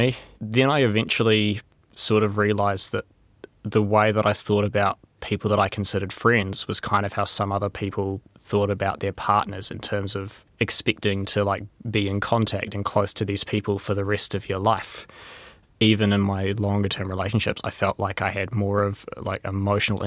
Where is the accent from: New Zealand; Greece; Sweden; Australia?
New Zealand; Wellington; I'm from Wellington.